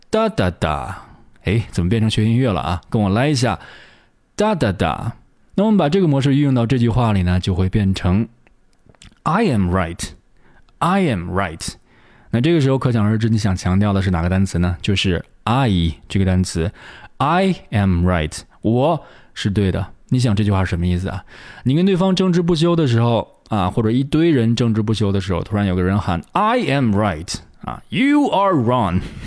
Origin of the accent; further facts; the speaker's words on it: China; 我们中国人在读发音，在读英语的时候有一个倾向，就是会习惯性地把它读得很短